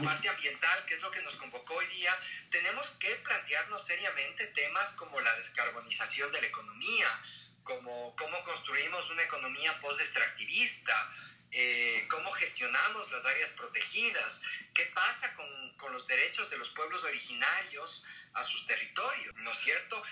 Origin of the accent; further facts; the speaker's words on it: Ecuador; como ecuatorianas y ecuatorianos